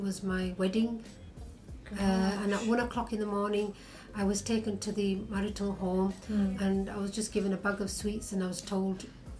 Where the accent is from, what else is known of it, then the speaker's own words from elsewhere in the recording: Bradford, Yorkshire and the Humber, United Kingdom; from Bradford.